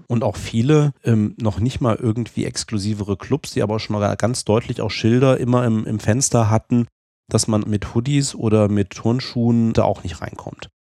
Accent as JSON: {"language": "German", "country": "Germany", "said": "ich bin jetzt hier als Deutscher"}